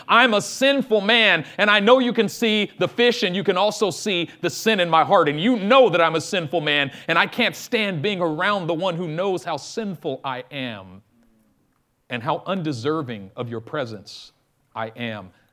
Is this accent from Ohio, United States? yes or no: no; Oakland, California, United States; I'm from East Oakland.